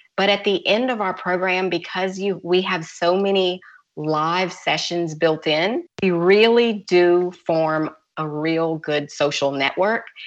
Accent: Louisiana, United States; now in Georgia, United States; I'm from Louisiana, and I have a house in Louisiana, but I also have a house in Georgia

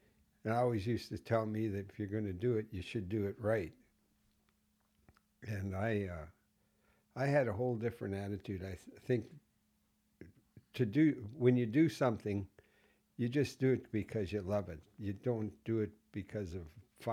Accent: Kitchener, Ontario, Canada; also born or lived in Waterloo, Ontario / Preston, Ontario; I was born in Kitchener

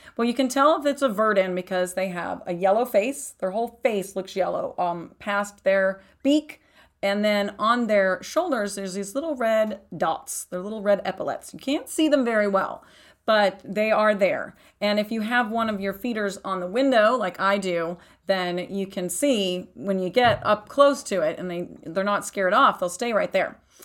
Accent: Texas, United States; also born or lived in East Coast; now in Arizona, United States; I grew up in Texas, and then I've lived on the East Coast

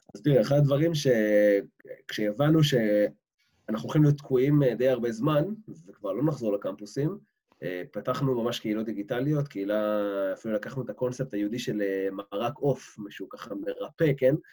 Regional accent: Israel; moved away as an adult; now in London, United Kingdom; בתור ישראלי שחי פה

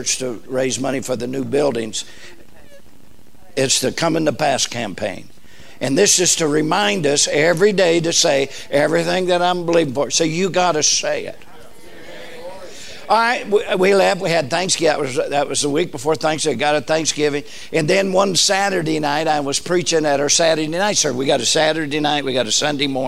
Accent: Southern California, United States; I was raised in Southern California

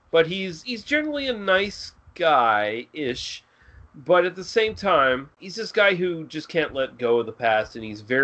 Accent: Canada; me as a Canadian

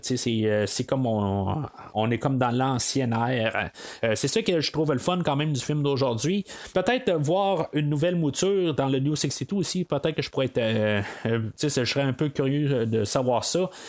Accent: Canada; en tant que Canadien

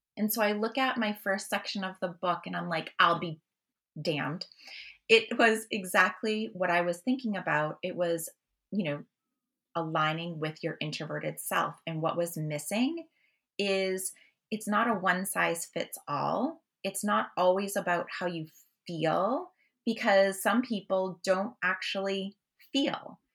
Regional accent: Massachusetts, United States; I'm from Massachusetts

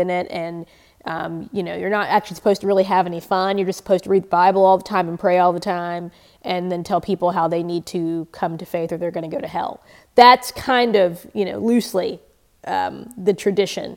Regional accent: Northeast Mississippi, United States; We integrated our small churches in the state of Mississippi when I was in high school

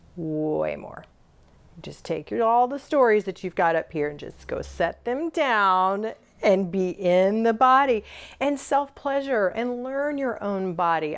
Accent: the South, United States; I was born and raised in the South

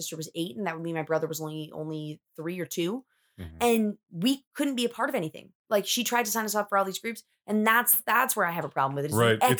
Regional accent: Middleton, United States; I grew up in Middleton.

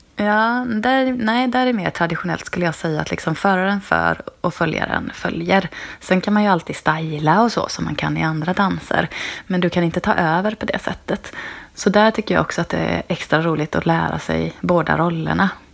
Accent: Trollhättan, Västra Götaland, Sweden; moved away as an adult; also born or lived in Dalarna; now in Kalmar, Sweden; Jag är född i Dalarna, uppvuxen i Trollhättan

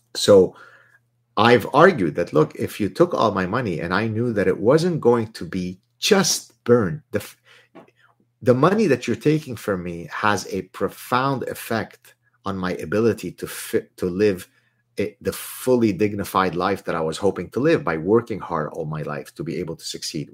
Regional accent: Lebanon; first language Arabic; English is a second language; also born or lived in Southern California; now in Montreal, Canada; I learned French in Lebanon. Uh, in Lebanon, Arabic is my mother tongue. French was my second language

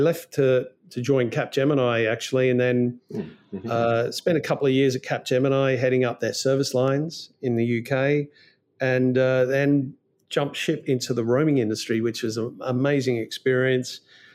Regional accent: Melbourne, Victoria, Australia; I'm not from London. No, I'm a long way from London. No, I'm from a place called Melbourne, not Melbourne, Florida, but Melbourne, Australia.

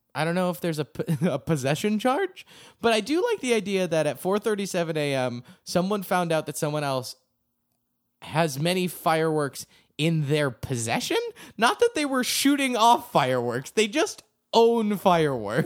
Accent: Acton, Massachusetts, United States; my hometown Acton, Massachusetts

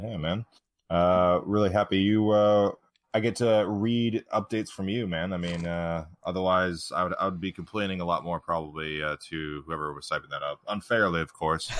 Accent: United States; as an American

